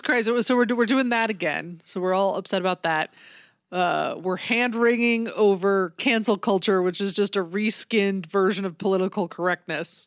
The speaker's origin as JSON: {"language": "English", "country": "United States", "said": "I'm American"}